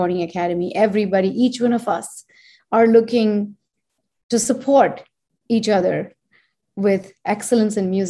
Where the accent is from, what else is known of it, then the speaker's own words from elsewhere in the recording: India; moved away as an adult; now in United States; since I am Indian and I was born and raised there and I come from that land